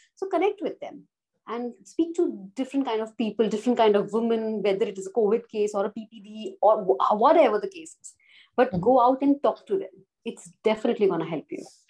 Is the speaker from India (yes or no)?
yes; Jaipur, Rajasthan, India; moved away as an adult; now in Gujarat, India; I'm originally based from Jaipur, but I'm married in Gujarat.